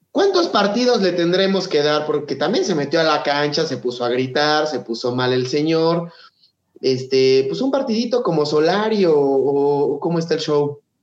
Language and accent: Spanish; Mexico City, Mexico; yo soy chilango